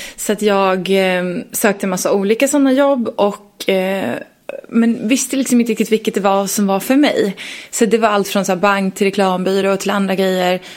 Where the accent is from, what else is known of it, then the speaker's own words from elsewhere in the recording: Leksand, Dalarna County, Sweden; jag är från Leksand